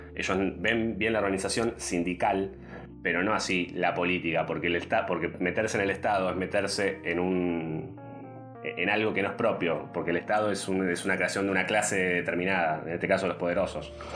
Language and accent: Spanish; Concepción del Uruguay, Entre Ríos, Argentina; moved away; yo soy de Concepción, Uruguay, de Entre Ríos, de un pueblo, una ciudad de, 100.000 habitantes más o menos